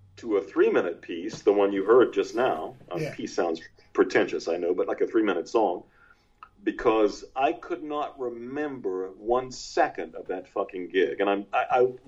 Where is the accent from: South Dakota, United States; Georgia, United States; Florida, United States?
Georgia, United States; South; I was a hillbilly from South Georgia